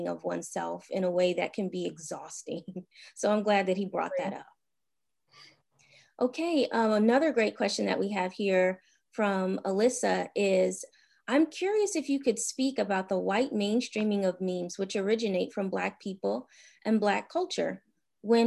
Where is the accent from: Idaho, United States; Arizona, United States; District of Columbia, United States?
District of Columbia, United States; Washington; now in California, United States; my time living in my hometown of Washington, D.C.